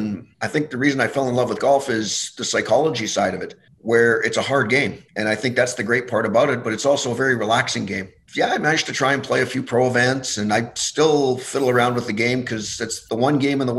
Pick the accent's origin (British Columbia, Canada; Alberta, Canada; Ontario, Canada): Alberta, Canada; Spruce Grove; I was pretty lucky growing up in Alberta. I mean, I grew up just outside Edmonton in Spruce Grove